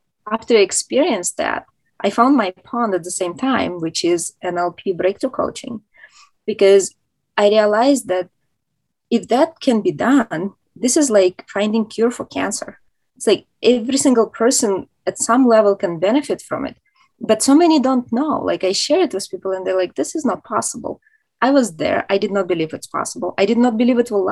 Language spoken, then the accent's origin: English; Moscow, Russia; now in United States; I'm originally from Moscow, Russia, which is a huge city.